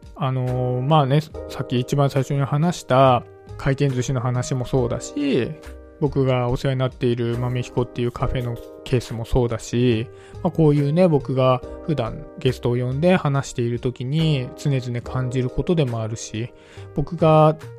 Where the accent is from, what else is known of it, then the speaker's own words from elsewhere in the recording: suburbs of Tokyo, Japan; 僕はね、東京の郊外のちょっと、東京の中でも田舎の方のね、出身なんですけど